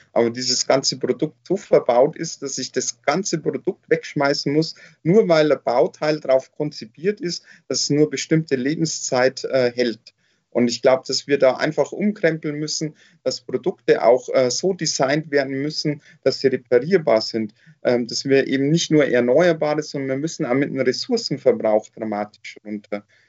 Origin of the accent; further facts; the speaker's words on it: Nuremberg, Bavaria, Germany; wir äh, NürnbergerInnen